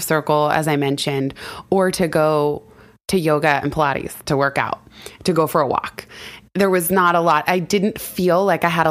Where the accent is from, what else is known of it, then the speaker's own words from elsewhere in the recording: California, United States; now in New York, United States; I grew up in California.